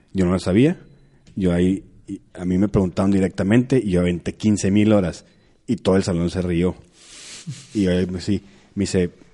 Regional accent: San Pedro Garza García, Nuevo León, Mexico; yo soy de Monterrey, yo soy de San Pedro

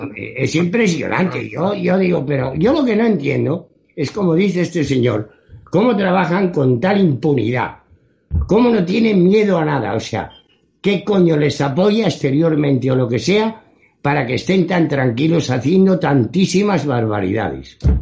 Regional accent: Spain; un ciudadano español

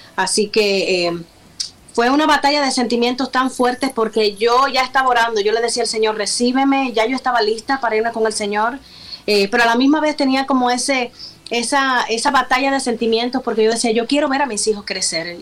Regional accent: Cuba; moved away as an adult; now in United States; Somos de origen cubano, como tú lo mencionabas. Eh, 6 y 4 años en nuestra isla de Cuba.

